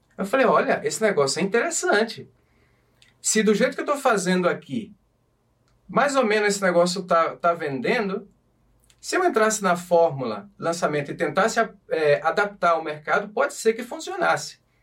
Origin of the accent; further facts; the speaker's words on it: Brazil; moved away as an adult; also born or lived in Portugal; now in Madrid, Spain; quando eu saí do Brasil, eu saí fora para levantar capital